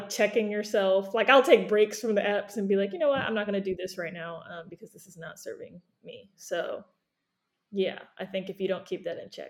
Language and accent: English; Maryland, United States; born there; When people ask me where I'm from, that's a whole nother thing. I was born in Maryland, though.